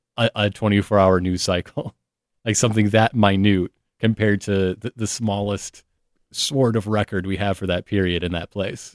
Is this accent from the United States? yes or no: yes; Flint, Michigan, United States; I'm from Flint, Michigan.